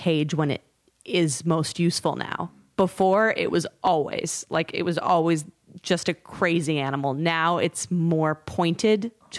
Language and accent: English; Canada; I am Canadian.